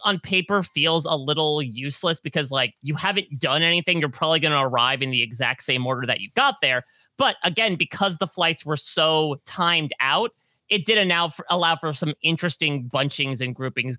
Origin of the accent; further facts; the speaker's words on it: New Jersey, United States; I'm from Jersey